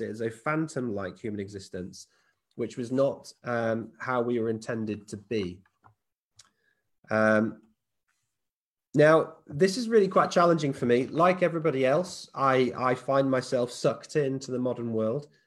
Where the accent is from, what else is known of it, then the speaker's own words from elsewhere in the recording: United Kingdom; we're British